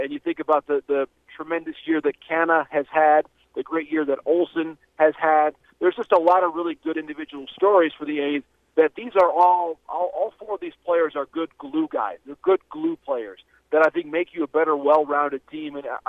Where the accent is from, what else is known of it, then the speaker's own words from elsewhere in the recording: Midwest, United States; As the Midwesterner myself